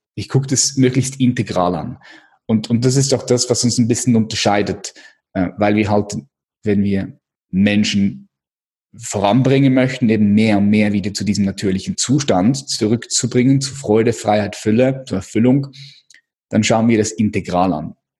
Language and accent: German; Switzerland; ich bin Schweizer